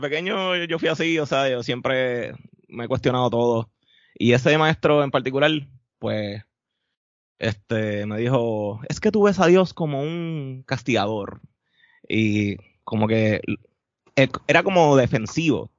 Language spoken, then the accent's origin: Spanish; Carolina, Puerto Rico; también me crié en Carolina